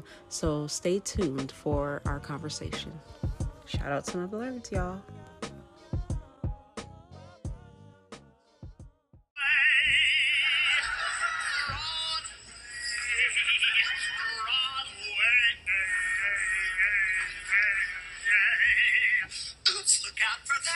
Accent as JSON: {"language": "English", "town": "Buffalo", "region": "New York", "country": "United States", "tie": "born or raised there", "said": "my hometown, Buffalo, New York"}